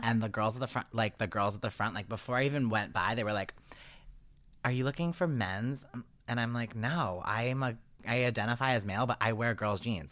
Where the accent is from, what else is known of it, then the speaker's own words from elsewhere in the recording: East Coast, United States; accent: East Coast; my East Coast accent